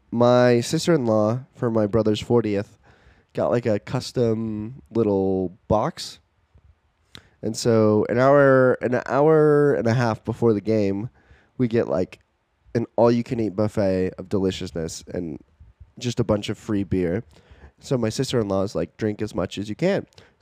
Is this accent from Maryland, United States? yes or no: yes; Baltimore, Maryland, United States; born there; Well, like, I was born in Baltimore, so I get, like, a blue crab, like, holding a Maryland flag.